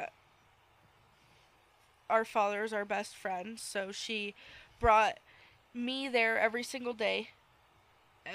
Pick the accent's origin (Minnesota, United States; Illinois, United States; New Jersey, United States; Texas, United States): New Jersey, United States; moved away; We're from Jersey. Me, my mom, and my dad we're all three from Jersey. My brother's from here. He's a native.